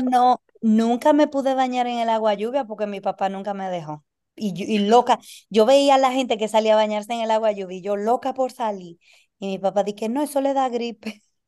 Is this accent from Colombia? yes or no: no; Dominican Republic; also born or lived in United States; now in Argentina; Yo, como dominicana necesito visa para ir a casi todos los países.